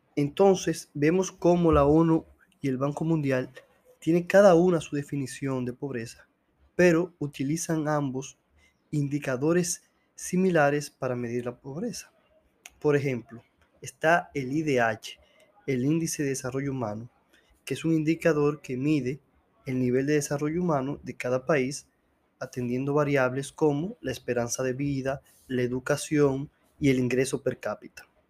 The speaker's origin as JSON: {"language": "Spanish", "country": "Dominican Republic"}